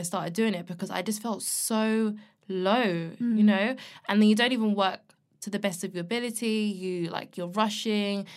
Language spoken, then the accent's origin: English; London, United Kingdom; I'm from London and I love the city